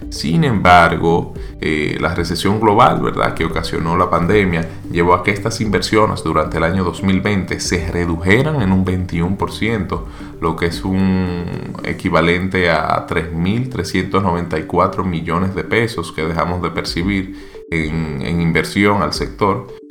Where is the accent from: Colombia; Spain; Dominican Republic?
Dominican Republic